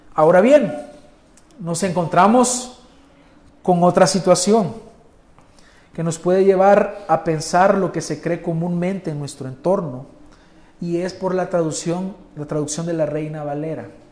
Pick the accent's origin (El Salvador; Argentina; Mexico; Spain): El Salvador; nosotros, los salvadoreños, que nos gustan las pupusas y la gallina asada